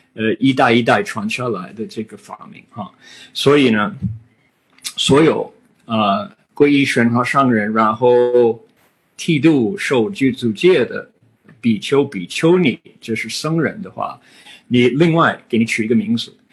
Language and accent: Chinese; United States; Chinese is a second language; 我是美国人